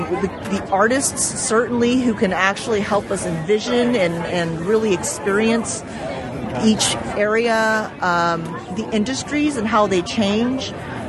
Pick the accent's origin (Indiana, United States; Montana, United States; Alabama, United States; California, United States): California, United States; Fresno; moved away; also born or lived in Los Angeles / San Francisco Bay Area; I grew up in the Central Valley, so I'm from Fresno initially